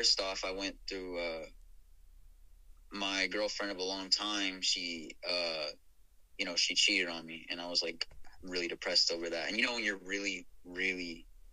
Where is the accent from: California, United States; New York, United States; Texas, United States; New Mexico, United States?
New Mexico, United States; Albuquerque; now in Houston, United States; growing up there